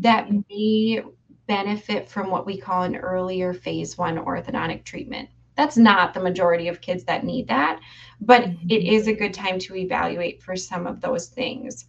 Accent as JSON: {"language": "English", "town": "Duluth", "region": "Minnesota", "country": "United States", "tie": "born or raised there", "said": "grew up here in Duluth and um, never ventured too far away, really"}